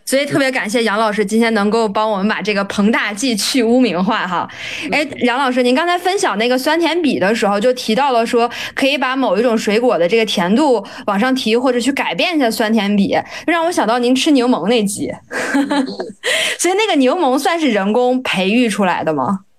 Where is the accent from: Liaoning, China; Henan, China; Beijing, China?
Liaoning, China; Dalian; 因为我老家是东北的啊，然后我家是大连的，所以大连其实也产苹果